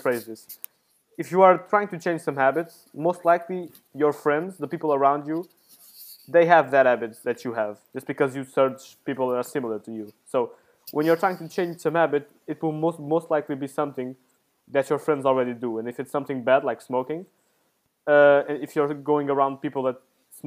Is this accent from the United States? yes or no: no; Portugal; moved away as an adult; now in Italy; I came from Portugal to here.